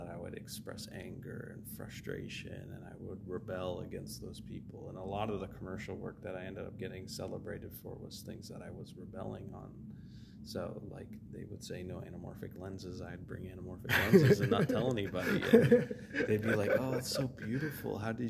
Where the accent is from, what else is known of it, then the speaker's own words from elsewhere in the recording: Canada; now in Los Angeles, United States; because when I immigrated here from Canada, I was like asking Barry, like, who can I connect with?